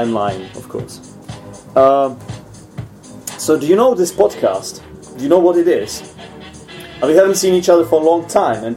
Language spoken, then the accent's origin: English; Czechia; English is a second language; you are my countryman, so it doesn't make much sense talking to each other in English here.